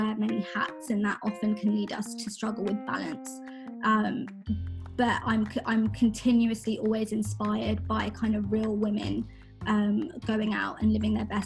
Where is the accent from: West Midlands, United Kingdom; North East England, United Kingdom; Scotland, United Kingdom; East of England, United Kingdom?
East of England, United Kingdom; Watford; I'm British Indian, born and raised in Watford in the UK